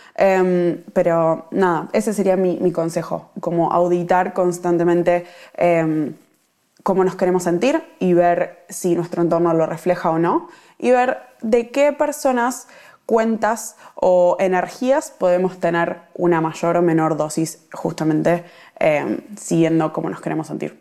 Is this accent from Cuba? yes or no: no; Argentina; moved away as an adult; now in Melbourne, Australia; yo estoy viviendo en Melbourne, soy argentina